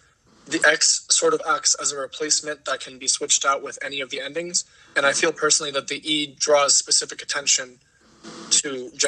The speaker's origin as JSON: {"language": "English", "town": "Miami", "region": "Florida", "country": "United States", "tie": "born or raised there", "moved": "as an adult", "said": "growing up in Miami, I've grown up really around almost entirely Latina people."}